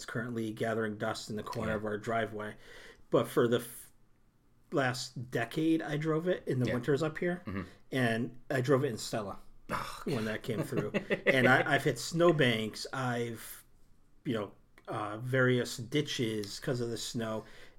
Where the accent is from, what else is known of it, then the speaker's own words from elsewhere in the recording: United Kingdom; I'm British, so I can handle tea.